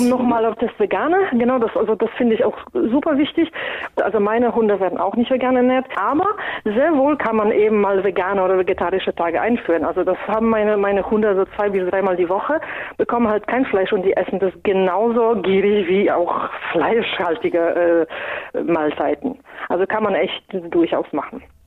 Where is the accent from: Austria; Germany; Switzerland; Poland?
Poland; moved away; Ich komme ja ursprünglich aus Polen und wir essen traditionell sehr viel Graupen